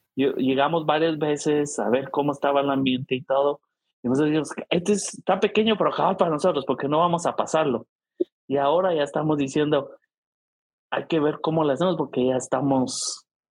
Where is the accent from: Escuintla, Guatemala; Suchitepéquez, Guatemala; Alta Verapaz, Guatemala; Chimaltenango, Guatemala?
Alta Verapaz, Guatemala; San Pedro Carchá; now in St. Louis, United States; en mi pueblo, todos los que éramos fanáticos habíamos nacido ahí